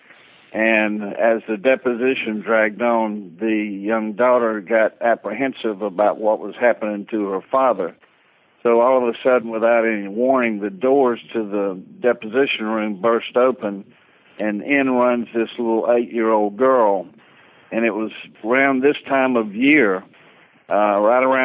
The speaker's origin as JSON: {"language": "English", "town": "Valdosta", "region": "Georgia", "country": "United States", "said": "I'm from what we call Titletown. ESPN came down a couple of years ago and established Valdosta as Titletown, USA"}